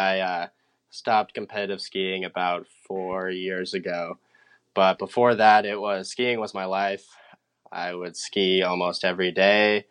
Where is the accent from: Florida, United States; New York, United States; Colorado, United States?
Colorado, United States; moved away as an adult; also born or lived in San Antonio, Texas; now in Huntington Beach, United States; I moved to Colorado when I was 8 years old. I grew up there, went to high school